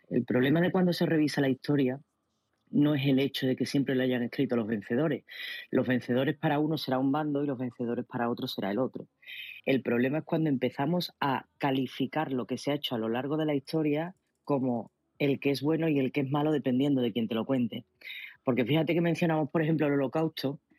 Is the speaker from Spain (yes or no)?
yes; Spain; como española